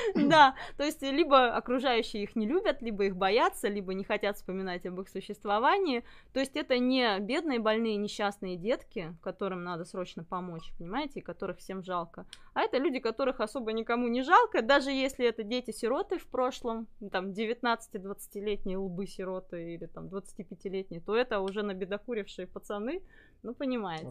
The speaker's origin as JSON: {"language": "Russian", "town": "Ulan-Ude", "region": "Buryatia", "country": "Russia", "tie": "born or raised there", "moved": "as an adult", "lives_now": "Novosibirsk, Russia", "said": "я родилась в Бурятии, в, город, в городе Улан-Удэ, учиться приехала в Новосибирск"}